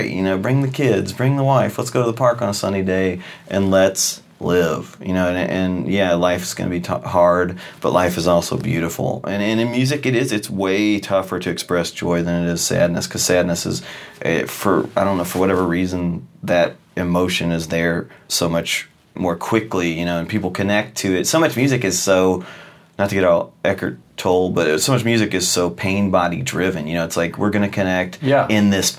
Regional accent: Louisville, Kentucky, United States; I grew up in Louisville

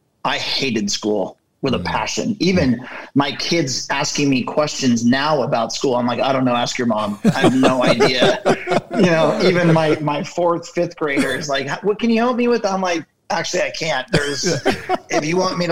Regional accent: Ventura, California, United States; I grew up in a small coastal town called Ventura here in Southern California

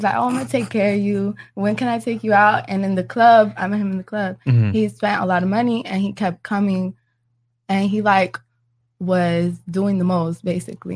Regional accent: Miami, Florida, United States; I'm from Miami, but I'm Nicaragüense

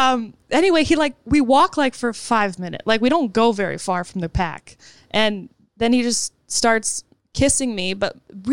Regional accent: Calabasas, California, United States; I grew up in Calabasas. We did not have money.

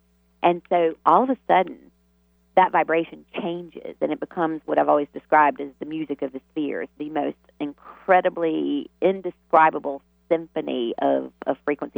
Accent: the South, United States; born or raised there

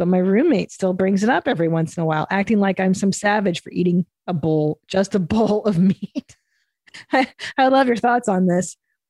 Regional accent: Midwest, United States; I'm from the Midwest, deer hunter, not uncommon around here.

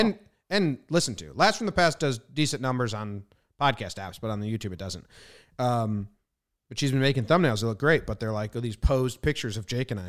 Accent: New Jersey, United States; moved away; also born or lived in Illinois / California; growing up in New Jersey

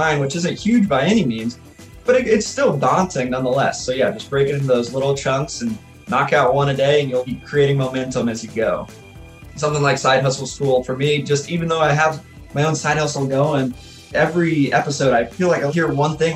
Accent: Alaska, United States; now in Cookeville, United States; being a hockey player growing up in Alaska

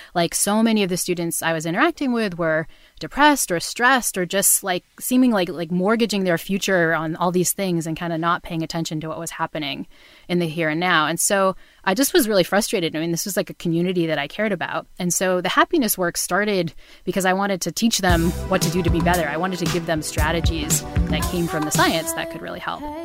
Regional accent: New Bedford, Massachusetts, United States; I grew up in New Bedford, Massachusetts, um, which is the town in Moby Dick

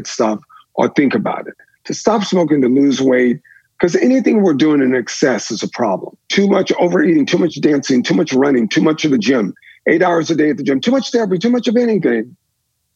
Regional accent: the South, United States; Growing up in the South

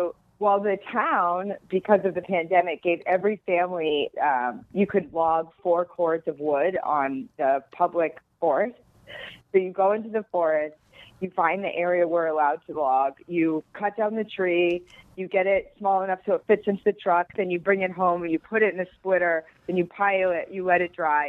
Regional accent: Bethel, Maine, United States; It's very woodsy. We're a woodsy people. I went home this summer to help my parents log.

